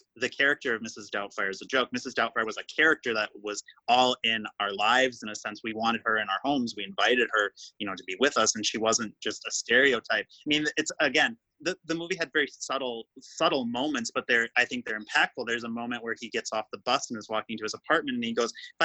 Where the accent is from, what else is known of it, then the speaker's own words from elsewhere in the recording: Wausau, Wisconsin, United States; I come from Wausau, it is very small. And I don't want to say small-minded, but I grew up very like conservative